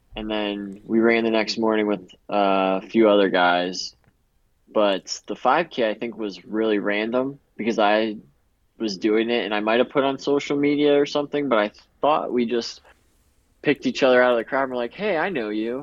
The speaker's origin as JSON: {"language": "English", "town": "Medina", "region": "Ohio", "country": "United States", "said": "I came from Medina High School"}